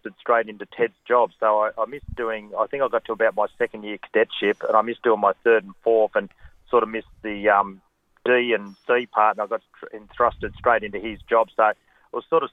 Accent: Wagga Wagga, New South Wales, Australia; I've always lived in Wagga. I grew up in Wagga and went to school here

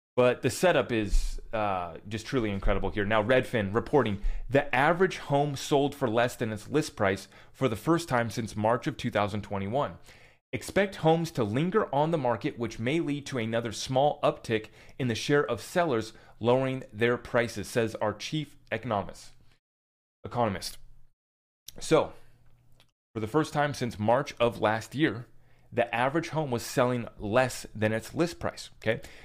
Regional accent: United States; as an American citizen

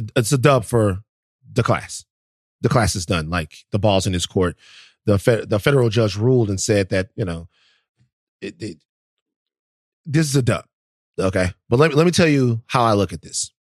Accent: the South, United States; I, I'm from the South and I love the South

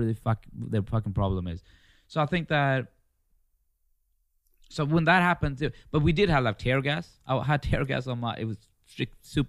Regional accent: Märsta, Stockholm County, Sweden; I was 3 months old when I came to Sweden. So from that age to 10, 11, I lived in a place called Märsta, which is north.

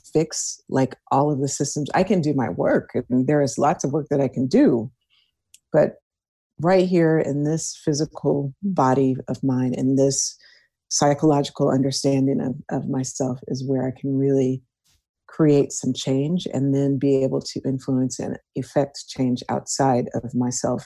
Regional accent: Houston, Texas, United States; I was born and raised in Houston, Texas.

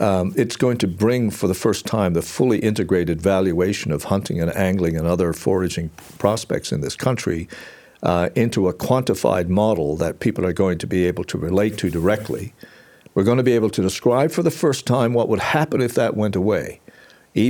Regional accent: Newfoundland and Labrador, Canada; I come from Newfoundland

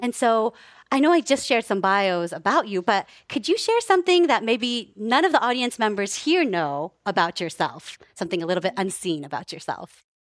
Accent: Palo Alto, California, United States; also born or lived in Japan / Menlo Park; I came to the Bay Area, and I was actually, uh, raised in Palo Alto and Menlo Park.

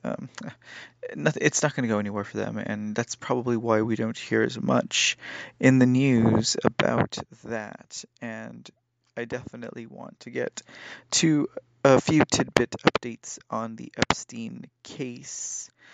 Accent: United States; we as American citizens

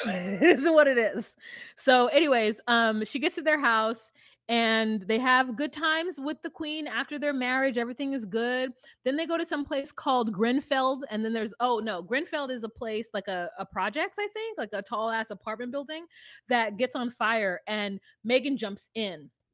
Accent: United States

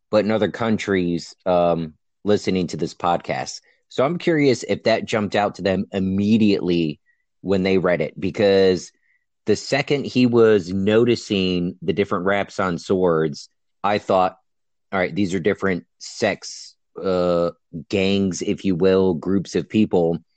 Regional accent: Newport News, Virginia, United States; We're all from Newport News. Exactly. I grew up in downtown Newport News, and somehow I survived.

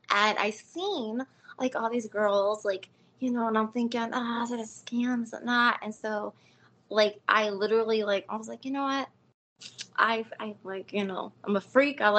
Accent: Chicago, Illinois, United States; I'm from Chicago, man. I got to represent, you know.

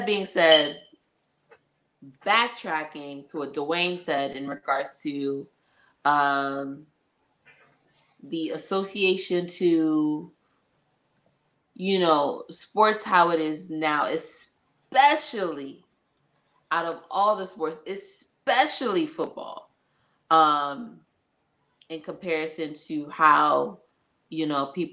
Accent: New York, United States; I'm also from New York

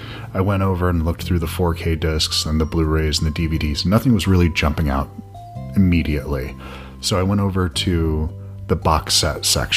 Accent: the South, United States; I'm from the South

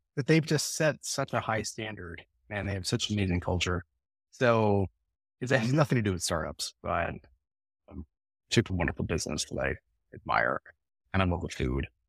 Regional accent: Atlanta, Georgia, United States; growing up in Atlanta

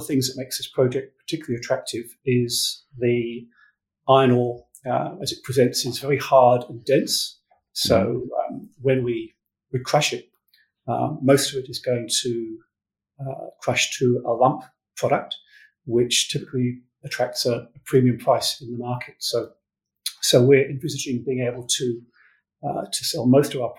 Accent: England, United Kingdom; moved away as an adult; also born or lived in New Zealand; now in Perth, Australia; I'm from England

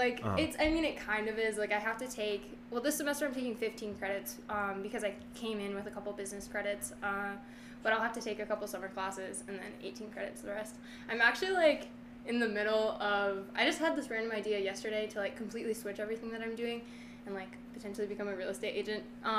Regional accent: Marinette, Wisconsin, United States; So I'm from Marinette, Wisconsin. I actually have moved around like 13 times in my whole life. So I'd say I'm from Marinette because I've lived there probably the longest.

